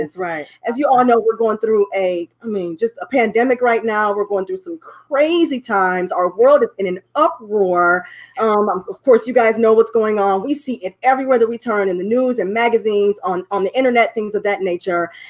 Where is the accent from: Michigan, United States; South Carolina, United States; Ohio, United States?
Ohio, United States; Cleveland; now in Dallas, United States; We've been here for about 10 to 11 years. We've been enjoying our time here in Dallas, Texas. We are from Cleveland, Ohio.